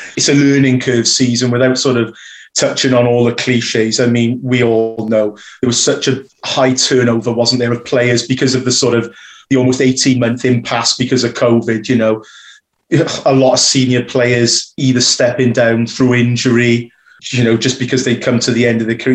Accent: Newport, Wales, United Kingdom; growing up in Newport going to schools in Newport

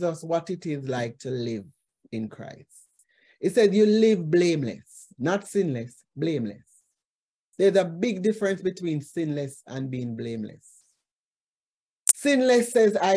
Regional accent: Jamaica; as Jamaican, especially Jamaican women

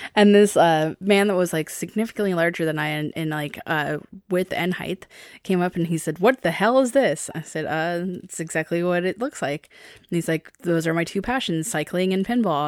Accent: Seattle, Washington, United States; I'm from Seattle

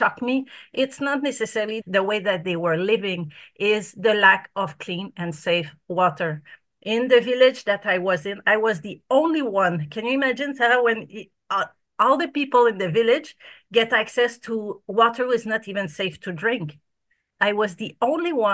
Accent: Canada; now in Australia; I'm from Canada

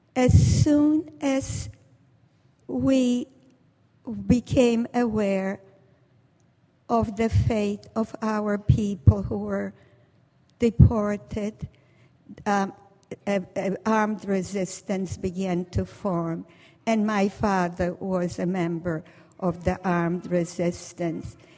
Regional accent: Warsaw, Masovian Voivodeship, Poland; born or raised there; now in United States

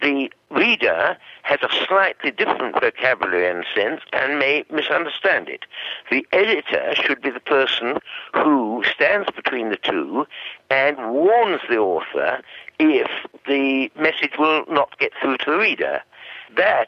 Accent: United Kingdom; first language English; moved away as an adult; now in Australia; at age 25, I moved from Britain to Australia

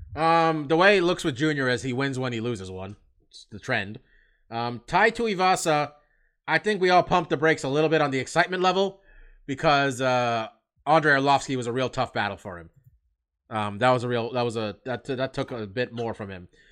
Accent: Bay Area, California, United States

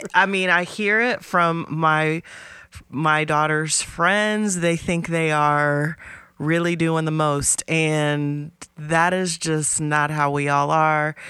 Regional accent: Columbus, Ohio, United States; also born or lived in Appalachia; where I grew up in Columbus

